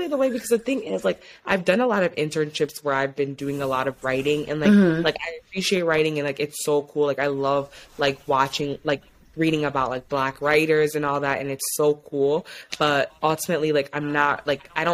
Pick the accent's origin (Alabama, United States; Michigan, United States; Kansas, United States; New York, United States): Michigan, United States; Ypsilanti; also born or lived in Ann Arbor, Michigan / East Lansing, Michigan; my family is from West Africa, Mali and Guinea, but I am from Ypsilanti, Michigan